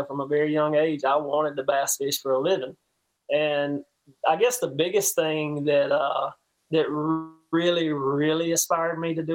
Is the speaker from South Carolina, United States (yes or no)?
yes; Donalds, South Carolina, United States; I'm a small town country boy. I'm from Donald, South Carolina